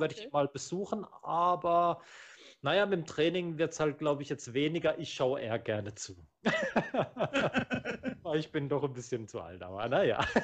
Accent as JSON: {"language": "German", "country": "Germany", "tie": "born or raised there", "said": "ich bin ja hier in Deutschland geboren"}